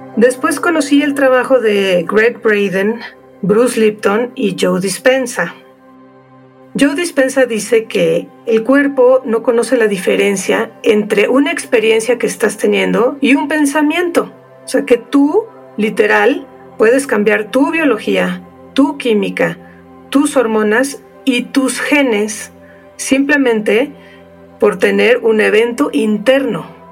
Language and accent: Spanish; Mexico; soy mexicana, entonces yo sí me he preguntado muchísimas veces a lo largo de mi vida por qué decidí nacer en México